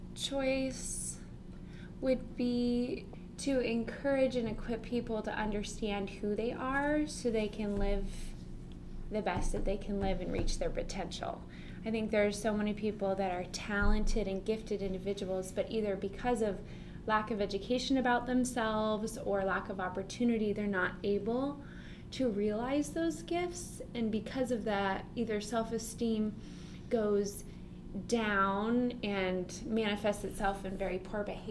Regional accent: San Diego, California, United States; now in Carol Stream, United States; I'm from San Diego, and I grew up going to a beach house in Santa Barbara, actually, which is about 5 hours from where I lived

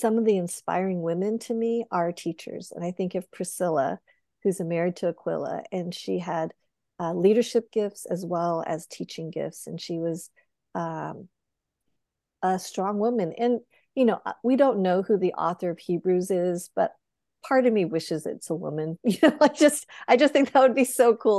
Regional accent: Boulder, Colorado, United States; I grew up in Boulder, Colorado, one of a handful of Asian Americans

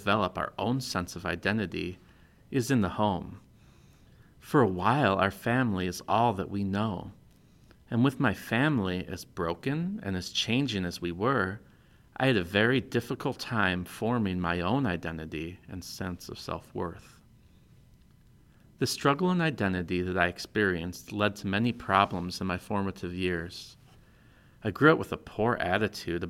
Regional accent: Des Plaines, Illinois, United States; also born or lived in Yorkville, Illinois; I grew up in Des Plaines, Illinois, in a broken home

